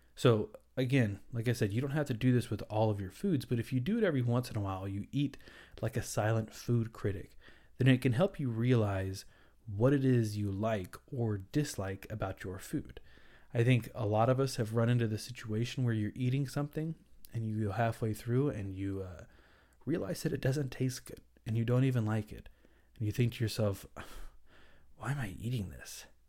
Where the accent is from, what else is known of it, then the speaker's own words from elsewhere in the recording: the South, United States; I'm from the South